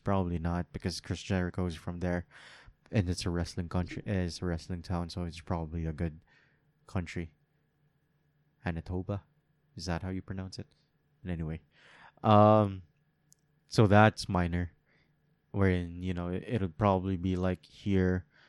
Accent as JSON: {"language": "English", "country": "Philippines", "said": "I can say this as a Filipino"}